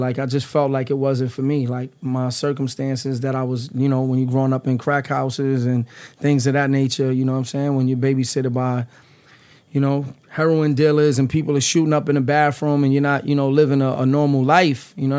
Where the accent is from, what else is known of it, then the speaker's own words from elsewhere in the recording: New York City, New York, United States; now in New Jersey, United States; I'm from the Lower East Side. I grew up in the Lower East Side, but I reside in Jersey, man.